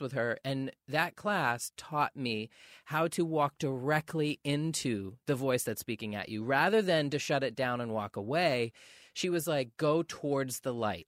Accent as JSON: {"language": "English", "region": "Maine", "country": "United States", "tie": "born or raised there", "moved": "yes", "lives_now": "Los Angeles, United States", "said": "growing up in Maine"}